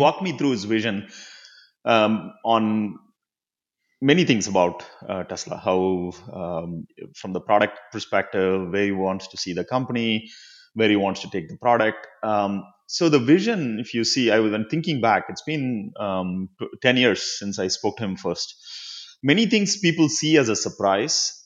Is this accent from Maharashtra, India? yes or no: no; Chennai, Tamil Nadu, India; now in United States; I grew up in Chennai